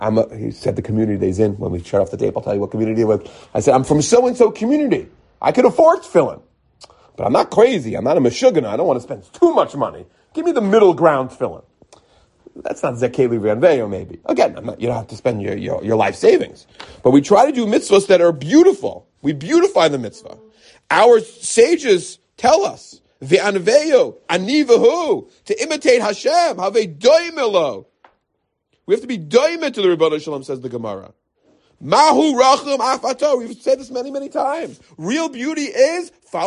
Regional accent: United States; now in Jerusalem, Israel; because I'm from America

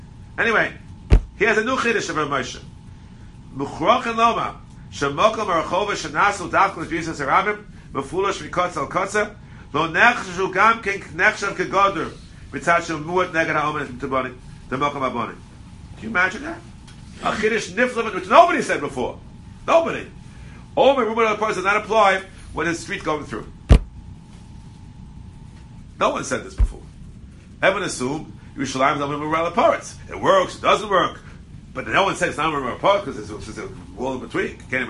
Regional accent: Brooklyn, New York, United States; I grew up in Brooklyn originally.

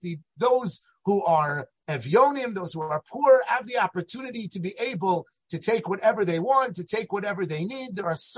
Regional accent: Los Angeles, California, United States; now in New Jersey, United States; I grew up in Los Angeles, California, and I now am zochet to live in New Jersey.

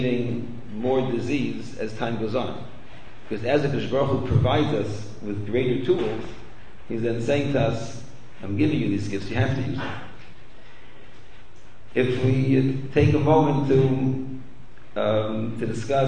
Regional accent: Canada; I grew up in Canada

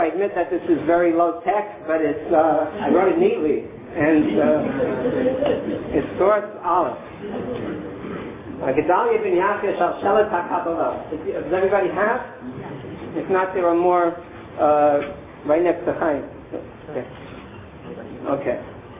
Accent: New York City, New York, United States; I'm not actually from Missouri. I'm originally from Brooklyn.

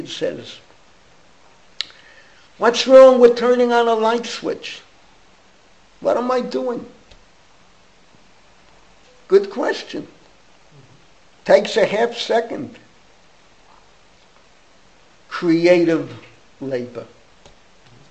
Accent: New York City, New York, United States; growing up in the Bronx, you felt isolated

